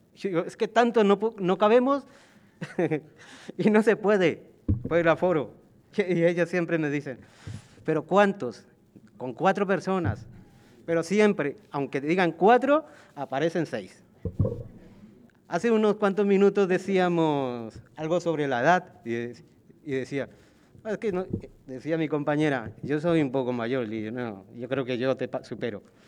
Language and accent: Spanish; Colombia; also born or lived in Villaverde, Madrid, Spain; now in Madrid, Spain; En mi país